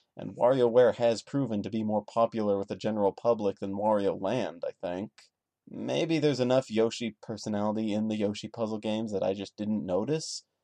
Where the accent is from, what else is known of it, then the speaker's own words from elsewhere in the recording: United States; I am an American